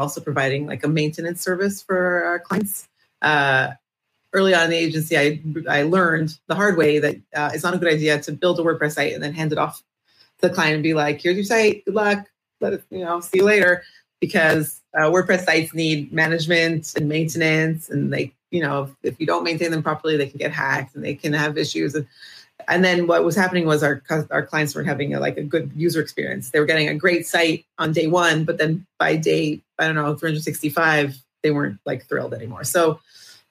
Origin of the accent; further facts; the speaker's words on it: Toronto, Ontario, Canada; now in Israel; I'm originally from Toronto, Canada. Now I live in Israel